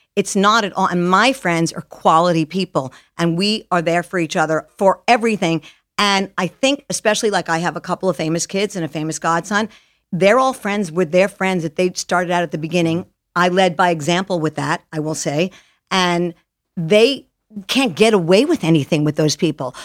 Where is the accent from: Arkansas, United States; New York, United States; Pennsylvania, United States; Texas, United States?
New York, United States; Jericho; moved away as an adult; also born or lived in Detroit; I lived there till I was six months old, and then I moved to this magical little town called Jericho, Long Island, New York